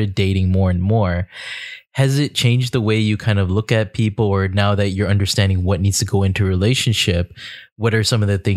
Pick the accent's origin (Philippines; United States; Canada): Canada; we've grown up Canadian